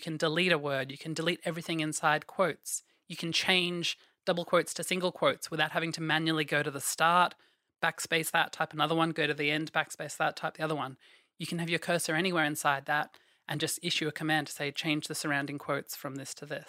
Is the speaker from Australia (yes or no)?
yes; Australia; I am from Australia.